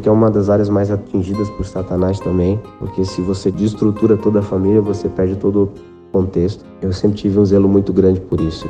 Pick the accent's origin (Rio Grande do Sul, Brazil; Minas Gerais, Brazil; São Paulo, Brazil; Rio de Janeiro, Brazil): São Paulo, Brazil; São Vicente; eu sou natural de São Vicente